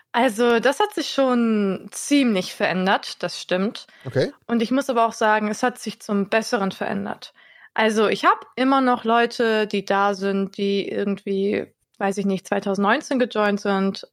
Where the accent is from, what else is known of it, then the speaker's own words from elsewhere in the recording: Wiesbaden, Hesse, Germany; also born or lived in Hannover; now in Hanover, Germany; wenn ich nach Wiesbaden fahre, meiner Heimat